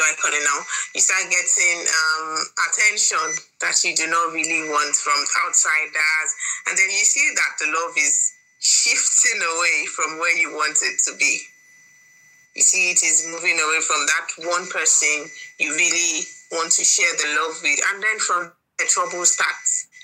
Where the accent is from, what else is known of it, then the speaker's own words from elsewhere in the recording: Delta, Nigeria; I'm from Delta State